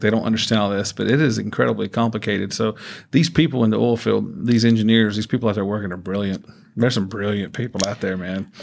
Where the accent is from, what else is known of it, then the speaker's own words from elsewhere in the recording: Georgia, United States; moved away; I, I grew up in Georgia